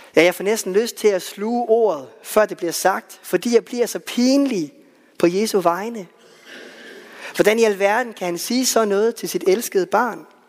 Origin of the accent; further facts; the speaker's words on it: West Jutland, Central Denmark Region, Denmark; i Vestjylland, hvor jeg voksede op